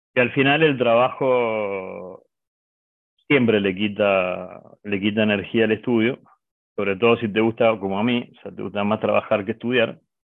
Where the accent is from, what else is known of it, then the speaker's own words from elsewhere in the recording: Mendoza, Argentina; Nosotros somos de Mendoza, es una ciudad que está al oeste de Argentina.